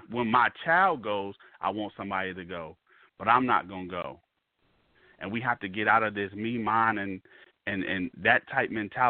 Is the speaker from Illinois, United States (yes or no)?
no; Mississippi, United States; It didn't matter that you lived in Chicago and I'm from Mississippi.